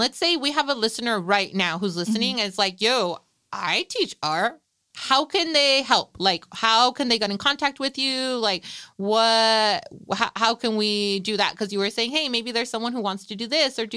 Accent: Salinas, California, United States; I'm a product of East Salinas. I grew up on the East Side

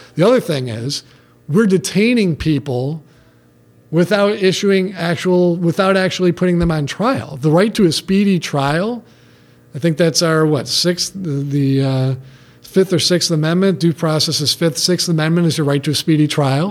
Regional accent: Detroit, Michigan, United States; I grew up in Detroit

